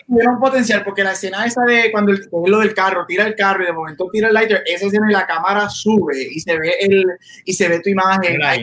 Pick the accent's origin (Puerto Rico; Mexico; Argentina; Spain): Puerto Rico; estábamos como buen puertorriqueño